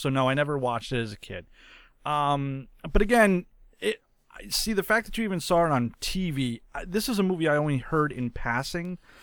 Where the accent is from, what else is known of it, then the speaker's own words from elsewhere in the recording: New England, United States; I am from New England